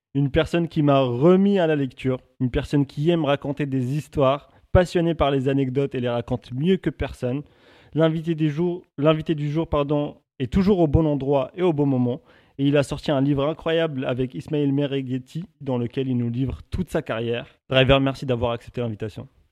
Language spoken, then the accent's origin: French; Morocco; J'ai grandi au Maroc